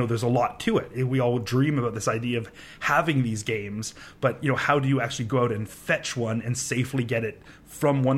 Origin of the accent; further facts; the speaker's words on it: Canada; I'm from Canada